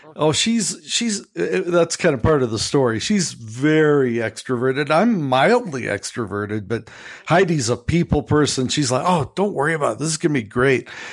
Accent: Chicago, Illinois, United States; accent: American; we're from Chicago

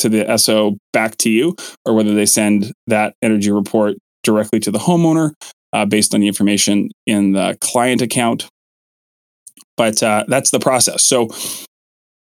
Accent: Kelowna, British Columbia, Canada; in my hometown, that's Kelowna Toyota

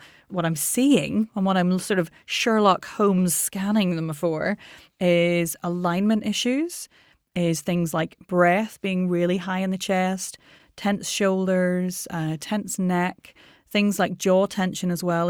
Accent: Ireland; I mean, I'm Irish.

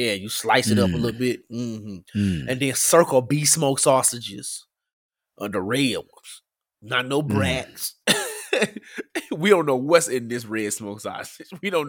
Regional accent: Memphis, Tennessee, United States; I grew up in Memphis

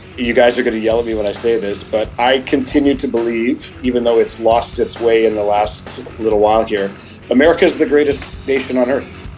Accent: Canada

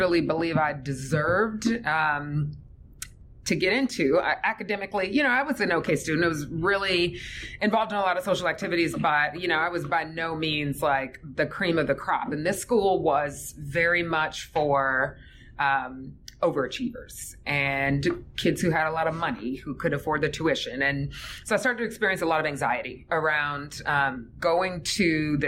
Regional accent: Fayetteville, Georgia, United States; Grew up in a little place called Fayetteville, which is a suburb south of the city.

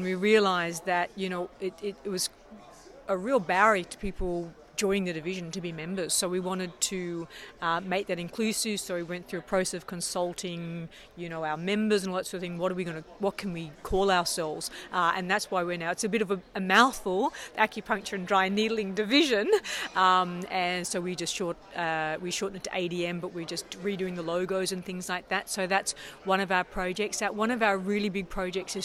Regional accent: Australia; moved away as an adult; now in Canada; I'm Australian originally. I've been living in Canada for 20 years.

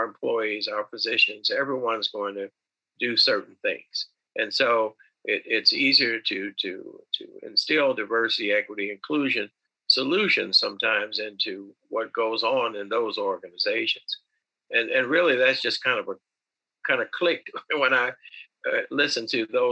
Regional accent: Northwest Indiana, United States; I went back to practice in my hometown. I built a practice that at one time had 11 orthopedic surgeons and 11 or orthopedic specialty related patients, and we treated multicultural practice across two or three counties in Northwest Indiana.

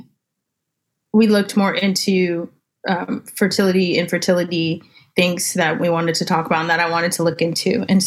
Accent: California, United States; now in Texas, United States; I'm originally from California.

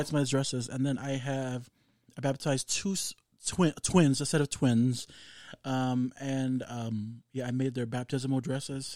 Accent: Samoa; growing up in Samoa

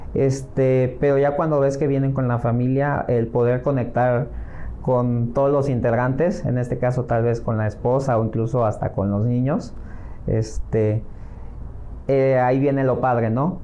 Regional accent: Acapulco, Guerrero, Mexico; moved away as an adult; also born or lived in Los Angeles, California; now in Playa del Carmen, Mexico; soy originario de Acapulco, el Guerrero

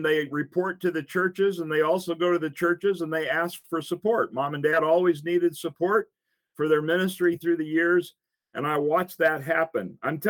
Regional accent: Minnesota, United States; also born or lived in Africa; I was born in Minnesota. But 6 months later, I was out in Africa. And yes, I grew up in Africa. I spent 13 years growing up in Africa, my mom and dad.

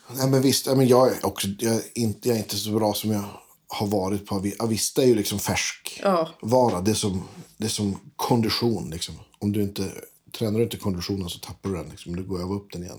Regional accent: inland Västerbotten, Västerbotten County, Sweden; jag är från Västerbottens inland

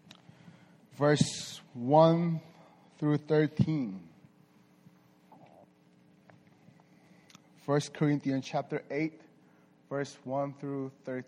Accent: South Korea; moved away; also born or lived in Las Vegas; I was born and raised in Korea. Surprise, right? But this part of Korea, not this part, south part of Korea

